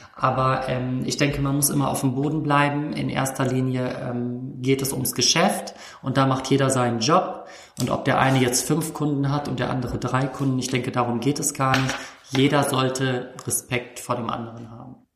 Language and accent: German; Hamburg, Germany; Ich komme jetzt aus der Weltstadt Hamburg